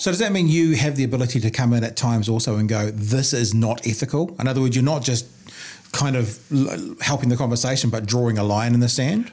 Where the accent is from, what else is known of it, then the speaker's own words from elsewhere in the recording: New Zealand; I'm a New Zealander